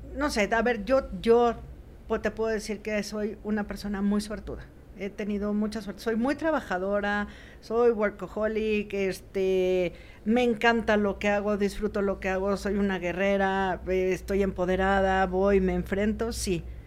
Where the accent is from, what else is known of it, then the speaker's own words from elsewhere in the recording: Mexico; nosotros como mexicanos